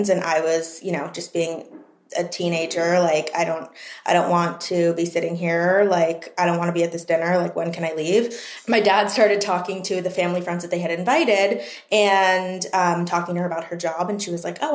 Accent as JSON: {"language": "English", "area": "East Coast", "region": "living at home in Maryland", "country": "United States", "tie": "born or raised there", "also_born_or_lived": "New York, United States", "moved": "as an adult", "lives_now": "Los Angeles, United States", "said": "Coming from the East Coast, growing up on the East Coast, so many of my friends were there"}